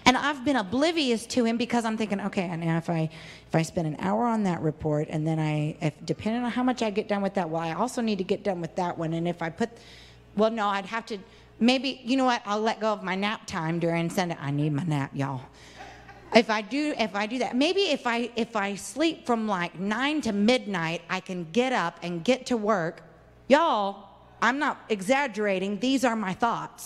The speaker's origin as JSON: {"language": "English", "region": "Arkansas", "country": "United States", "tie": "born or raised there", "said": "I was born in Arkansas"}